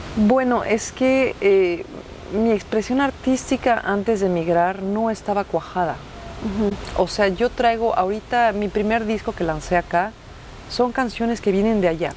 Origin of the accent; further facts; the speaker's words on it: Mexico; now in Quebec, Canada; yo no es que soy mexicana, es que amo ser mexicana